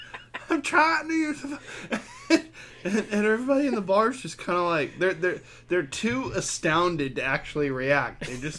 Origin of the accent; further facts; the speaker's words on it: Texas, United States; I'm from Texas